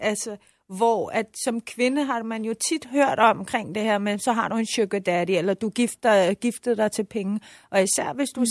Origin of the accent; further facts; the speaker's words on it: Iran; now in Denmark; jeg sagde, at jeg var iraner, men boede i Danmark